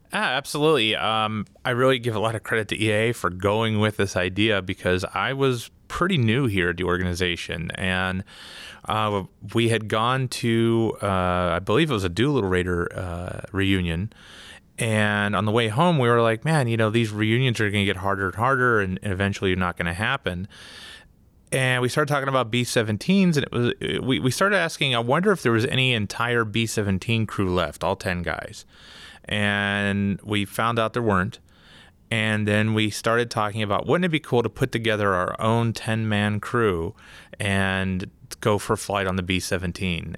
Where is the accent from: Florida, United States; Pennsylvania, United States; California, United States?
Pennsylvania, United States; Pittsburgh; now in Wisconsin, United States; I'm originally from Pittsburgh